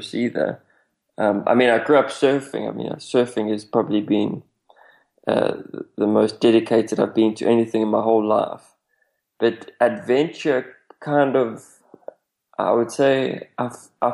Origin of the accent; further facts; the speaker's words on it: South Africa; I come from South Africa